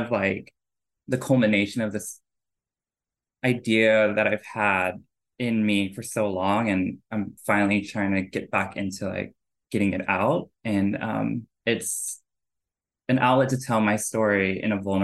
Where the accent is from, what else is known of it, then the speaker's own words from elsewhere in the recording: Oklahoma, United States; I grew up in Oklahoma